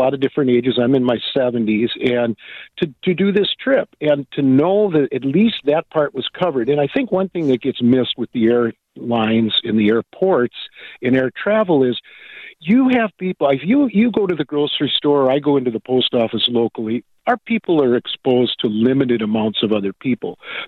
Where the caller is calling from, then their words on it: Wisconsin, United States; Hi, I'm actually calling from Washera County, Wisconsin